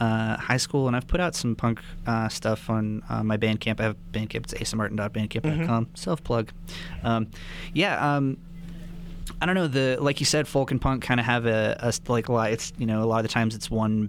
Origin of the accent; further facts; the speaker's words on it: Silver City, New Mexico, United States; now in Albuquerque, United States; Indeed, I am from New Mexico. Yeah, I'm originally from Silver City, New Mexico, but I live in Albuquerque now.